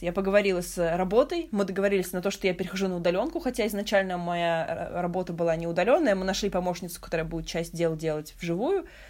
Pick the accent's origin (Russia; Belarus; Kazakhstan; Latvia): Russia; Moscow; moved away as an adult; now in Istanbul, Turkey; Originally from Moscow